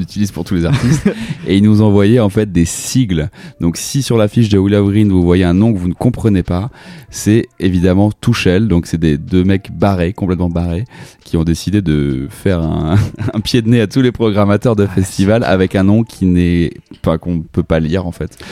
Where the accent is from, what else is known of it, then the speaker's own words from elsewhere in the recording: La Rochelle, Nouvelle-Aquitaine, France; je viens de La Rochelle